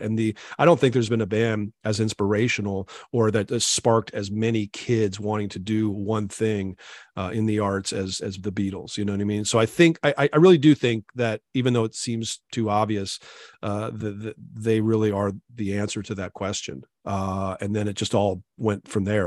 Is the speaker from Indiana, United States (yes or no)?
no; Maquoketa, Iowa, United States; I grew up in Iowa, so there was, of course, I lived in a little town called Macokota